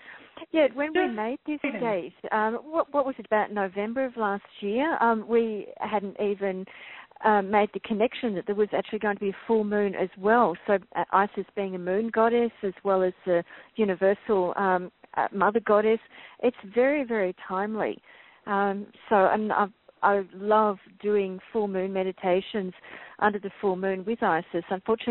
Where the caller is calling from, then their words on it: Melbourne, Victoria, Australia; I'm calling in from Melbourne, and it's late Saturday afternoon here.